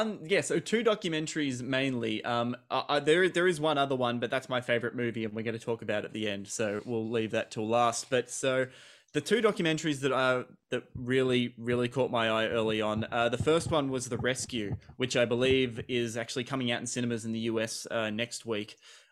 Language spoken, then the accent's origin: English; Australia; I kind of had to watch this out of obligation being Australian, and I believe it was the only Australian film in the whole program.